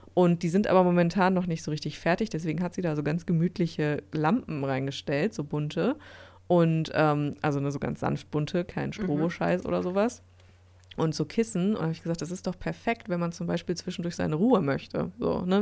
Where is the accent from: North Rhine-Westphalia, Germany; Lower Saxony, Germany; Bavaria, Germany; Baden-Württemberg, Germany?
North Rhine-Westphalia, Germany; Dortmund; hier in Dortmund bei mir in meiner Heimatstadt